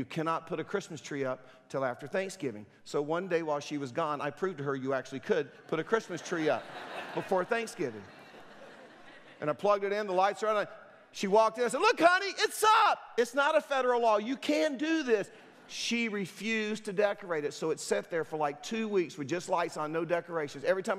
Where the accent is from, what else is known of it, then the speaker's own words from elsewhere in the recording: Durham, North Carolina, United States; when I was a teenager, I grew up in Durham, and some of my friends, we decided to go out to Lake Mickey and camp out on a Friday night.